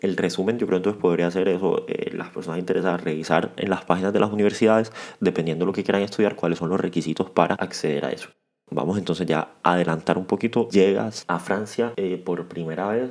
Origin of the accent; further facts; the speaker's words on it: Cartagena, Bolívar, Colombia; Yo también soy de, de Cartagena